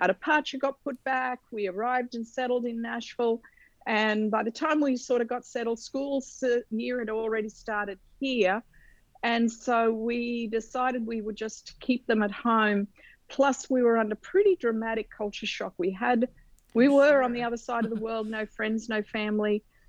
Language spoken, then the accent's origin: English; Australia; moved away; We are originally from Australia, but moved here 30 years ago.